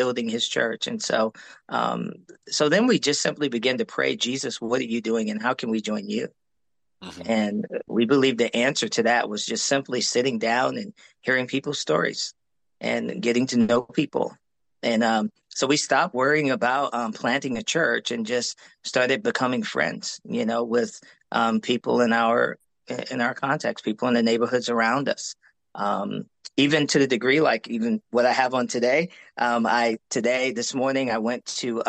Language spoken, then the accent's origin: English; New York, United States; moved away; also born or lived in Korea; I'm from New York